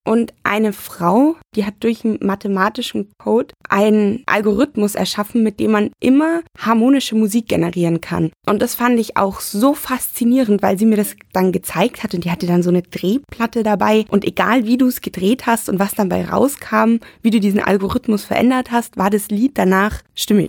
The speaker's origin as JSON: {"language": "German", "region": "Bavaria", "country": "Germany", "tie": "born or raised there", "moved": "as an adult", "lives_now": "Düsseldorf, Germany", "said": "Ich komme ursprünglich aus Bayern. Ich bin damals auf dem Land groß geworden"}